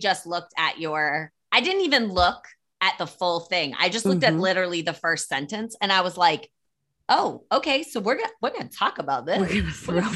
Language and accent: English; East Coast, United States; I grew up on the East Coast